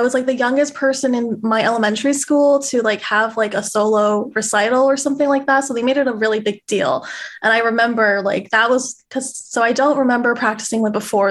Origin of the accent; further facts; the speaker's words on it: Long Island, New York, United States; also born or lived in Queens, New York; I grew up in Long Island